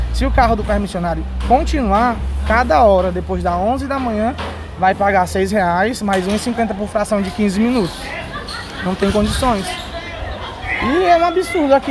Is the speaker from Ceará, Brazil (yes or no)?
yes; Fortaleza, Ceará, Brazil; Nós somos cearenses, somos fortalezenses, somos nativos